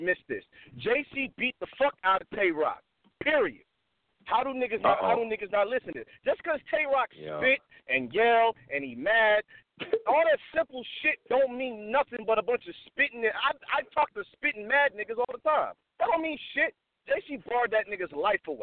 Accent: New York, United States; now in Las Vegas, United States; I'm from New York originally, but I live in Vegas

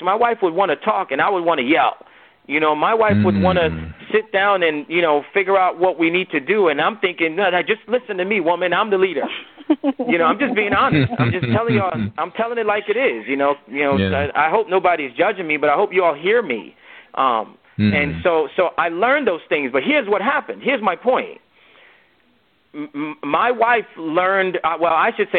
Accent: United States; also born or lived in Nigeria; I'm a Nigerian-born man who grew up in America

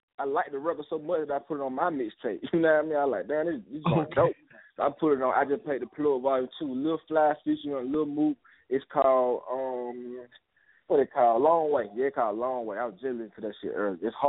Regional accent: Alabama, United States; let these folks know that I'm from Alabama

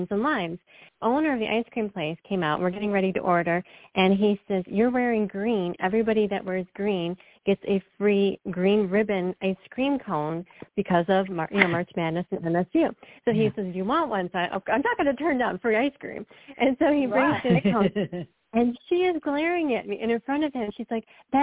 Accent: Michigan, United States; moved away; grew up in Michigan, I don't live there anymore

